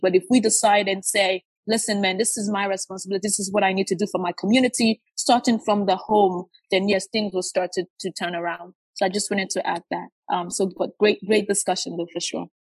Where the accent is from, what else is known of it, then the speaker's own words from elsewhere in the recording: Nigeria; now in United States; I grew up in Nigeria.